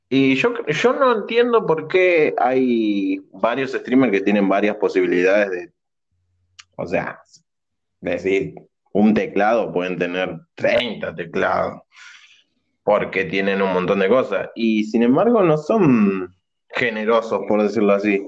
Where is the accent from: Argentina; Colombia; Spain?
Argentina; somos argentinos y pobres